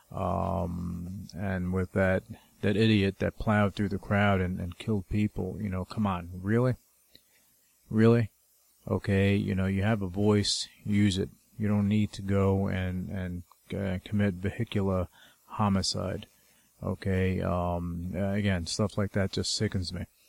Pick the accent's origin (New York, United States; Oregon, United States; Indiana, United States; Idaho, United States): New York, United States; I'm from New York